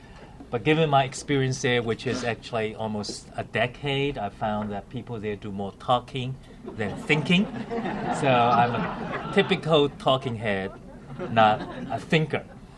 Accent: China; moved away as an adult; also born or lived in Shanghai; now in Washington, United States; I was born in China, I left in 1984.

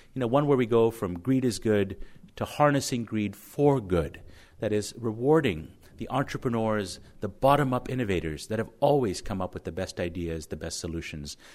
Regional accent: Connecticut, United States; my home state of Connecticut

